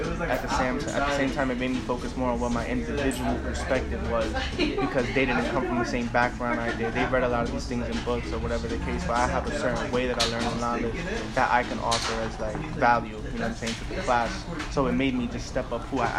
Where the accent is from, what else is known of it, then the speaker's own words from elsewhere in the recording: New York City, New York, United States; where I'm from, like just like the projects in Bed-Stuy